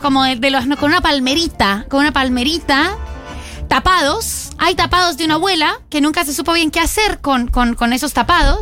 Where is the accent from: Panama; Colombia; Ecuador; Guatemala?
Colombia; moved away as an adult; now in Argentina